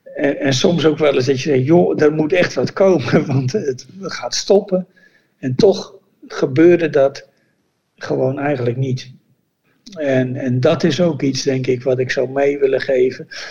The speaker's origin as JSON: {"language": "Dutch", "country": "Netherlands", "also_born_or_lived": "Bolivia", "moved": "as an adult", "said": "toen wij je weggingen als Nederlander"}